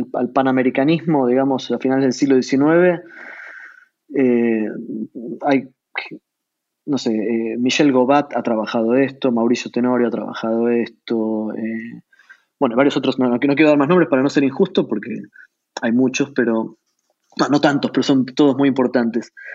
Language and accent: Spanish; Buenos Aires, Argentina; nací en la ciudad de Buenos Aires, crecí allí